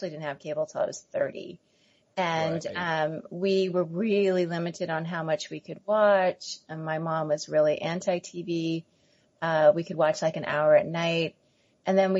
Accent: Santa Maria, California, United States; moved away as an adult; my hometown of Santa Maria

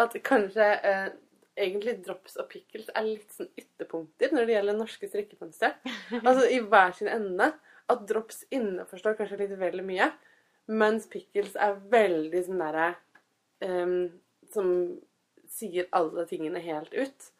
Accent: Fredrikstad, Østfold, Norway; Jeg kommer fra Fredrikstad

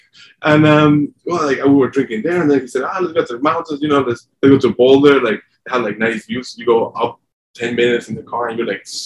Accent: Mexico; moved away; also born or lived in San Diego / Denver; I'm from Mexico.

